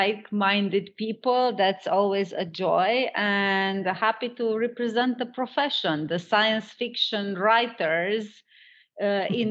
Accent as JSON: {"language": "English", "town": "Timișoara", "region": "Timiș County", "country": "Romania", "said": "I come from Timișoara, Romania."}